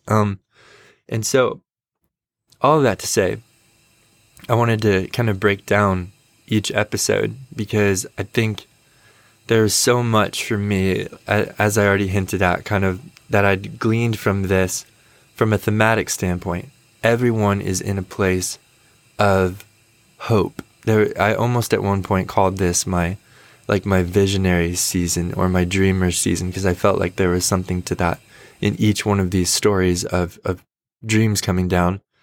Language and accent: English; United States; I am a American white guy in my late twenties